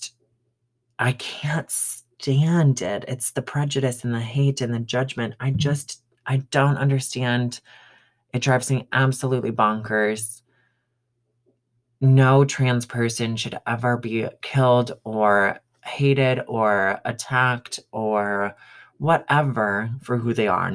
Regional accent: Michigan, United States; now in Colorado, United States; growing up in Michigan

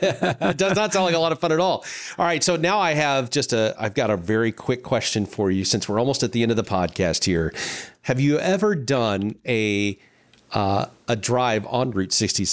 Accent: near St. Louis, Missouri, United States; Growing up near St. Louis, you're exactly right.

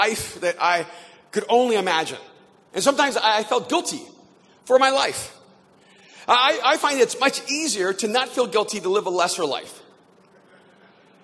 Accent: El Salvador; now in Los Angeles, United States; I'm an immigrant from El Salvador to the United States

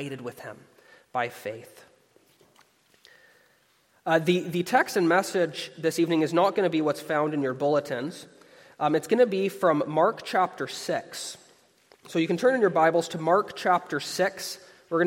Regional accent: Canada; across Canada, where I'm from. I'm a Canadian.

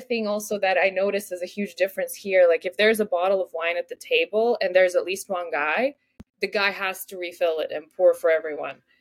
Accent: Moldova; first language Russian; English is a second language; now in Vancouver, Canada; My first language is Russian, and my second language used to be Romanian because in Moldova

